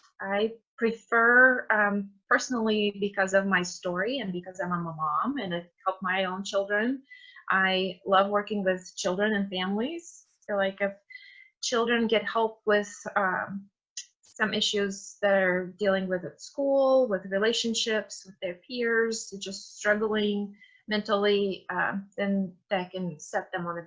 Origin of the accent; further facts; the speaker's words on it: Russia; English is a second language; Yeah, it's Russian. I'm from Russia.